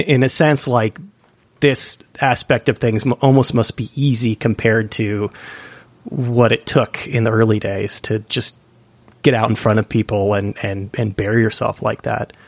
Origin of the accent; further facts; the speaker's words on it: East Bay, California, United States; I'm from the East Bay myself